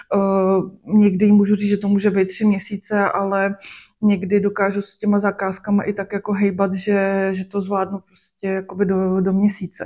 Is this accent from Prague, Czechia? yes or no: no; Klatovy, Plzeň Region, Czechia; moved away as an adult; also born or lived in Sušice; now in Plzeň, Czech Republic; narodila jsem se v Sušici. Aha. A do Klato jsme se přestěhovali, když mě bylo 12.